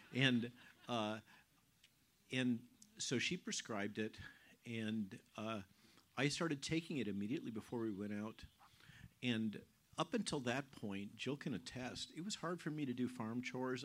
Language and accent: English; Goleta, California, United States; moved away as an adult; also born or lived in Palo Alto; now in Virginia, United States; we're California natives, okay? I was born in Palo Alto in the old Stanford Hospital. She was born in uh, Van Nuys in the old UCLA hospital. Um, we grew up in Goleta